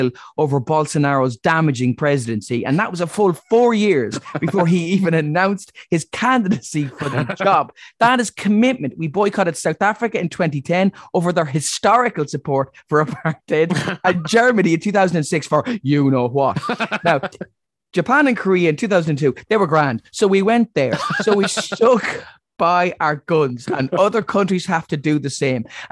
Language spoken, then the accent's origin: English; Ireland; as an Irish person